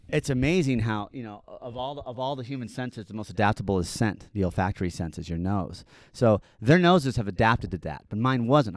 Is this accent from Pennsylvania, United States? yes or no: no; Park City, Utah, United States; now in Salt Lake City, United States; I'm from Park City. I grew up in the mean streets of Park City